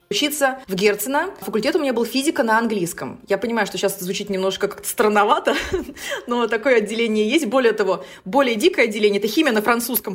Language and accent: Russian; Saint Petersburg, Russia; Я родилась в Санкт-Петербурге в 1985 году